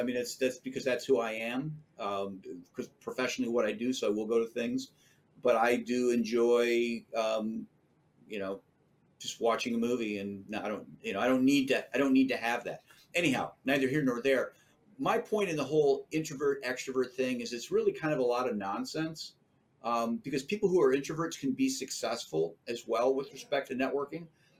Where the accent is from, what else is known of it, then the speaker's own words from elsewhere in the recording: Chicago, Illinois, United States; born there; You know, I was born in Chicago